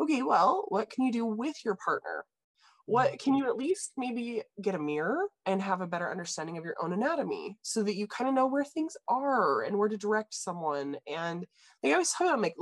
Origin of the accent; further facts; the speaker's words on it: Idaho, United States; I grew up in Idaho